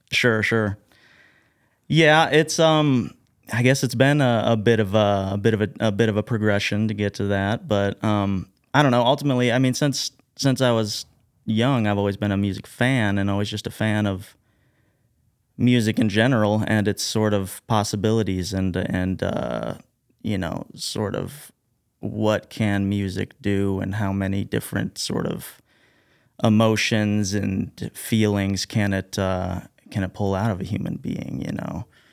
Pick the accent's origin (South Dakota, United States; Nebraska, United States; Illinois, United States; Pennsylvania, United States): Illinois, United States; Carbondale; also born or lived in DeSoto, Illinois; I was born and raised here in Southern Illinois. Grew up in, uh, DeSoto, I guess. But, um, also kinda grew up in Carbondale